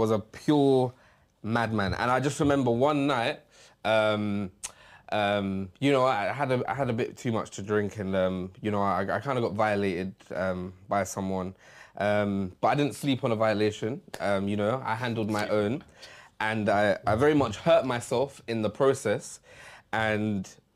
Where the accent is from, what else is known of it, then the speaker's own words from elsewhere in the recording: London, United Kingdom; moved away; also born or lived in the countryside; I grew up in London